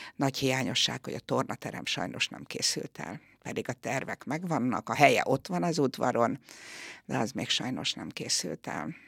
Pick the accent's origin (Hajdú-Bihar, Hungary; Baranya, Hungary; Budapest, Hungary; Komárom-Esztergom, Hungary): Komárom-Esztergom, Hungary; Tatabánya; Én mindig tatabányai voltam, mindig is itt laktam, itt is születtem